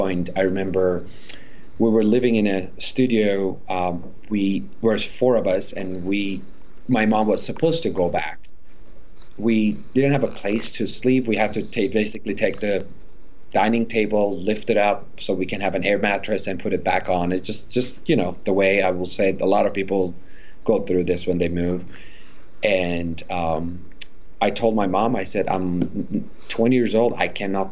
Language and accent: English; Iran; moved away; growing up in Iran, my challenge wasn't just being a minority or being different